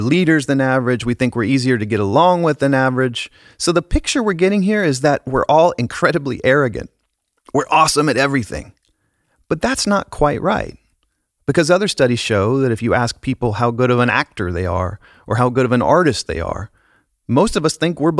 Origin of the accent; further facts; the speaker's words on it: United States; Speaking as an American